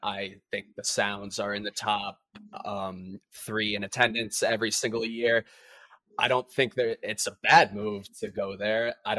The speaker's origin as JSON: {"language": "English", "region": "Massachusetts", "country": "United States", "said": "I'm from Massachusetts"}